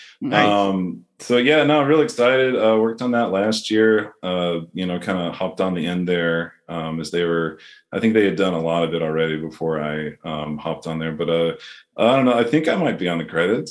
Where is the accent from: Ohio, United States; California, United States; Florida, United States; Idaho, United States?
Florida, United States; I'm from Florida, so I can put on a little Southern drawl on there